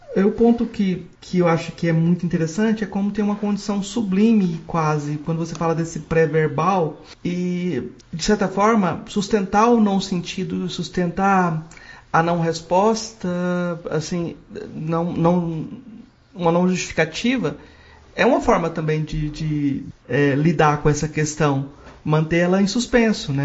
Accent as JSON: {"language": "Portuguese", "region": "Goiás", "country": "Brazil", "said": "como eu sou do, de Goiás"}